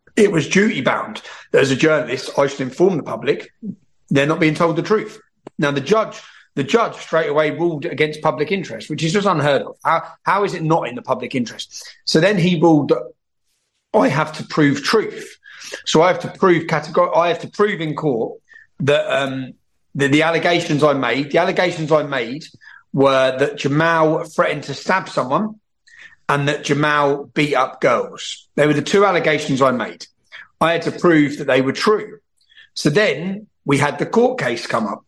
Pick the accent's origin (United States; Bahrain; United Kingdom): United Kingdom; Luton, East of England; moved away as an adult; growing up in Luton